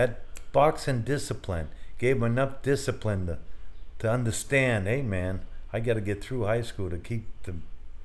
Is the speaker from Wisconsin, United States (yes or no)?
no; Portland, Maine, United States; I'm originally from Portland, Maine